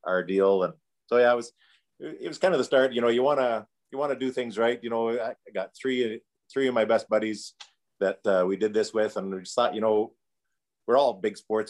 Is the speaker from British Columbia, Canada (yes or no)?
no; Calgary, Alberta, Canada; also born or lived in Edmonton, Alberta; technically I was born there, but I came to Calgary when I was 3 months old. It does not count. I'm a Calgarian.